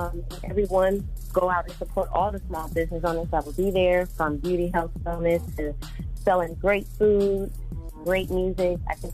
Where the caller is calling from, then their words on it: Charlotte, North Carolina, United States; I was just calling from Charlotte. Just want to say good morning.